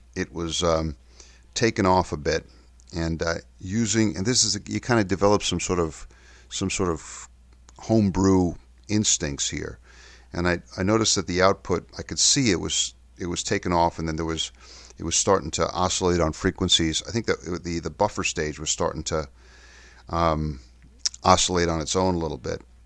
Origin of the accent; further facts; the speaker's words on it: New York City, New York, United States; moved away; also born or lived in Kensington and Chelsea, London; my hometown in New York City